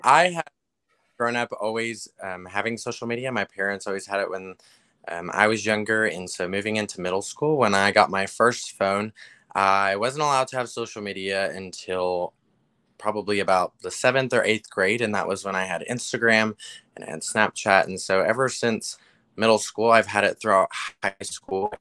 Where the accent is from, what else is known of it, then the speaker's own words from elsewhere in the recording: Texas, United States; I'm from Texas